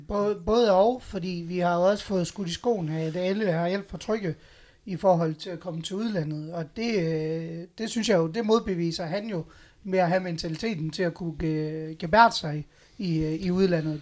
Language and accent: Danish; Aalborg, North Denmark Region, Denmark; der er vi jo Aalborgenser, og vi er nordjyder